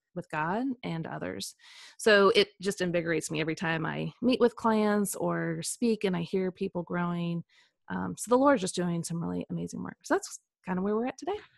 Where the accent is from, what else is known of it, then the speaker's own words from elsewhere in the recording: Kansas City, United States; also born or lived in Saint Louis; now in Franklin, United States; I grew up in the Midwest, so a lot of flatlands, um, so I grew up in Kansas City